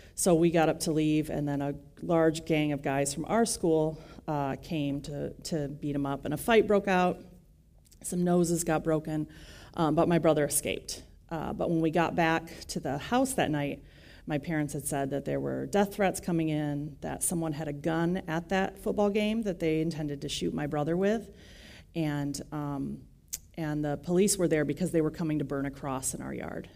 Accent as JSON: {"language": "English", "region": "West Michigan", "country": "United States", "tie": "born or raised there", "said": "I grew up in West Michigan"}